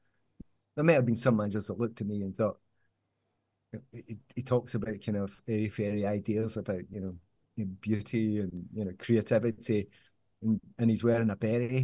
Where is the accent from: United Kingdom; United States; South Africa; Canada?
United Kingdom; Glasgow, Scotland; I'm from Glasgow. And Easterhouse